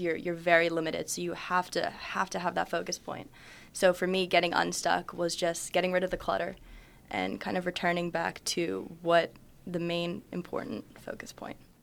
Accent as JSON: {"language": "English", "country": "United States", "said": "I'm half Japanese, half Irish, so I've been to Ireland a lot. I go to Little Tokyo all the time, but, you know, I'm a, I'm American"}